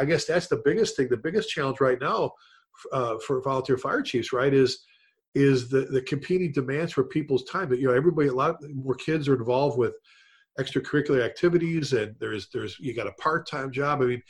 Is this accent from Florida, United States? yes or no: no; Chicago, Illinois, United States; growing up in the Chicago area